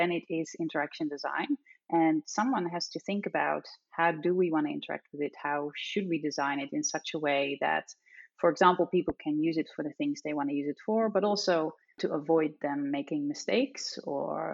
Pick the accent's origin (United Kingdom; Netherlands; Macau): Netherlands; accent: Dutch; I'm Dutch, as you probably can tell from my accent